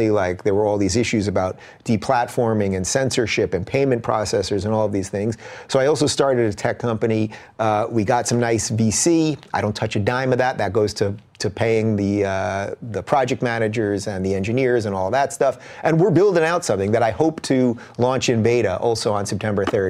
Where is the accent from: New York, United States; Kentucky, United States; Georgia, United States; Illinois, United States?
New York, United States; Long Island; moved away as an adult; also born or lived in Brooklyn, New York / Binghamton, New York; now in Los Angeles, United States; I'm a true New Yorker, really. I was born in Brooklyn. I grew up in Long Island